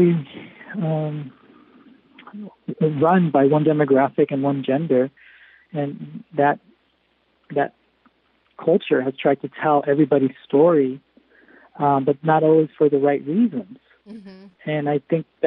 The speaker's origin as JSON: {"language": "English", "town": "Los Angeles", "region": "California", "country": "United States", "tie": "born or raised there", "said": "I grew up in LA, and I was a professional actor for over 15 years."}